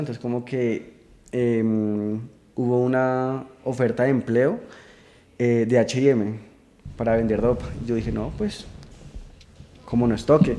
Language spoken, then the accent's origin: Spanish; Chía, Cundinamarca, Colombia; yo soy de, de Chía, que queda al norte de Bogotá. Eh, pues, ahí nací, crecí, estudié de todo.